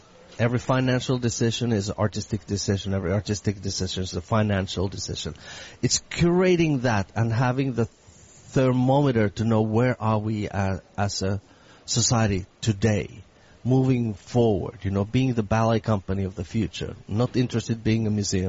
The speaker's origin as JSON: {"language": "English", "country": "Finland", "also_born_or_lived": "San Francisco", "moved": "yes", "lives_now": "Boston, United States", "said": "I come from Finland."}